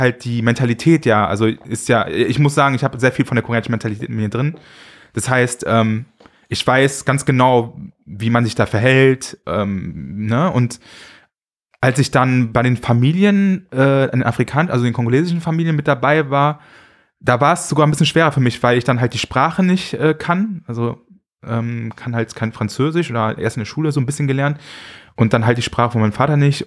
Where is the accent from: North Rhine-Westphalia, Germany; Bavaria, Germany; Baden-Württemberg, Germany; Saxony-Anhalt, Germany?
North Rhine-Westphalia, Germany; Düsseldorf; Ich bin ja also in Zentral halt in Düsseldorf aufgewachsen